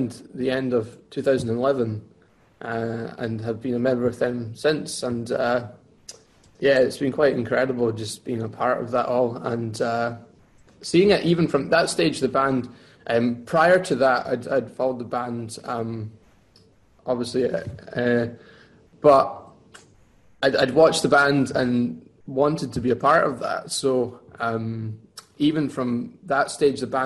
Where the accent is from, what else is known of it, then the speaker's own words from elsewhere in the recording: Lockerbie, Dumfries and Galloway, Scotland, United Kingdom; moved away as an adult; now in Glasgow, United Kingdom; I'm originally from Walkerby in Dumfries and Galway. And I moved to Glasgow 6-7 years ago to study at the conservatoire.